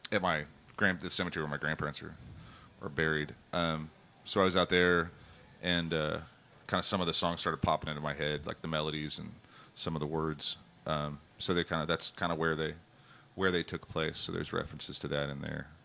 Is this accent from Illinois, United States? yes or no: no; Shreveport, Louisiana, United States; born there; I was born in Shreveport, and, in Louisiana, and uh, my mom and papa lived like right on the Texas Louisiana line.